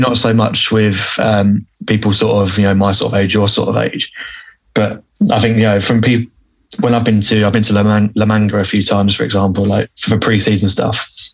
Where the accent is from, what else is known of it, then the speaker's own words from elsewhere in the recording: England, United Kingdom; being an English guy